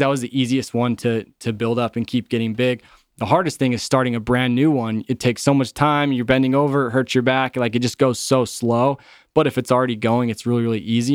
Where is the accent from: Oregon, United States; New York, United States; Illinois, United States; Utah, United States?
Utah, United States; I grew up in Utah